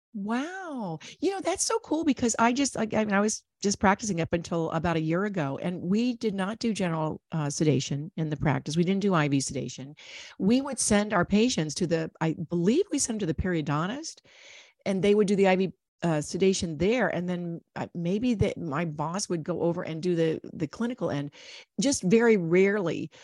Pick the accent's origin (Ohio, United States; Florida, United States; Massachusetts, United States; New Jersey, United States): Ohio, United States; I grew up in Ohio